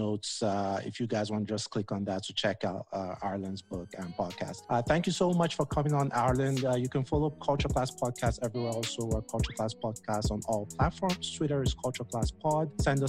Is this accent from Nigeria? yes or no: yes; Nigeria; I'm Nigerian